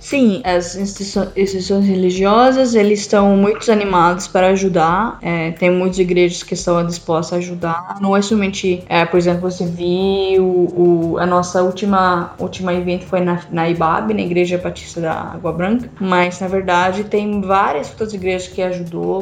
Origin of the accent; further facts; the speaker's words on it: Syria; Portuguese is a second language; moved away; eu sou síria